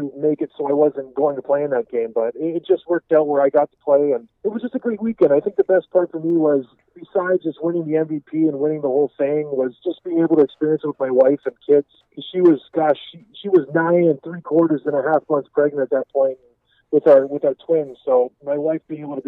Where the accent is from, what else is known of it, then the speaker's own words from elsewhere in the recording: Edmonton, Alberta, Canada; also born or lived in Houghton, Michigan, United States; now in Traverse City, United States; I was born in Edmonton, Alberta, Canada